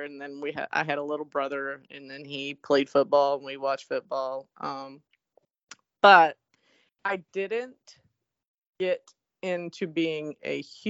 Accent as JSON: {"language": "English", "region": "Kentucky", "country": "United States", "said": "I get asked this quite a bit because I'm from Kentucky."}